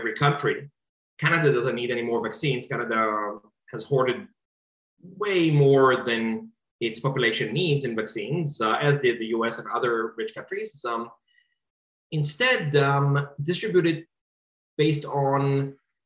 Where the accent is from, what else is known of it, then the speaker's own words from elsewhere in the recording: Israel; now in United States; my home country, Israel